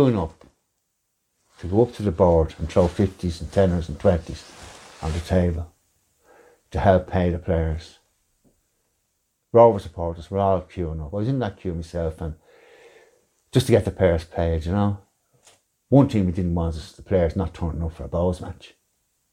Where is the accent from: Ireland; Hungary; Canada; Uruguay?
Ireland; Dublin, Leinster; I'm from Carbro originally